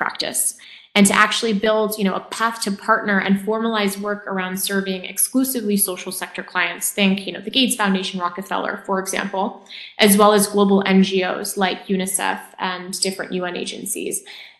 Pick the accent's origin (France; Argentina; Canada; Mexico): France; moved away as an adult; also born or lived in Japan; now in United States; And then I moved to France. And I spent, I'd say, my early years growing up in France. Then I moved to Japan. I spent like middle school, well, I say later elementary, middle school in Japan, then moved back to France for high school, and then to the U.S. for college.